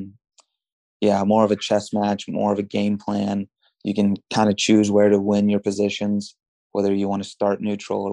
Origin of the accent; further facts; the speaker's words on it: United States; since I grew up in America, I had to wrestle folk style, you know, middle school and high school.